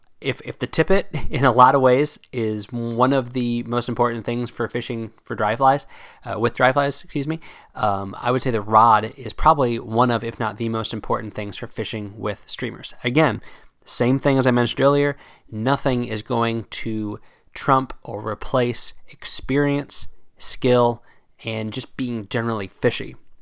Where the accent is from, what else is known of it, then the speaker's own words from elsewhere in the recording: Pennsylvania, United States; Maybe it's just because of where I grew up fishing in Pennsylvania that I never really embraced that giant streamer life, as it were.